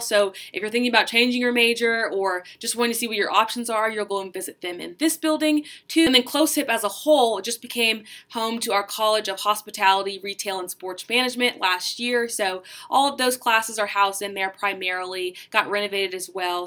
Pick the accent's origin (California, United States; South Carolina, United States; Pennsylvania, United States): South Carolina, United States; Charleston; I'm from Charleston, South Carolina